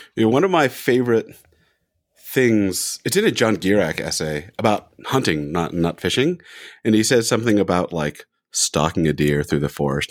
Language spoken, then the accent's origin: English; California, United States; moved away as an adult; also born or lived in Orem, Utah; now in Salt Lake City, United States; I'm from California